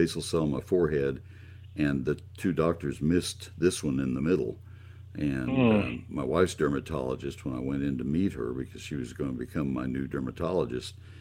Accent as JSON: {"language": "English", "town": "College Station", "region": "Texas", "country": "United States", "tie": "born or raised there", "said": "I grew up in College Station, and the post oaks give total shade there"}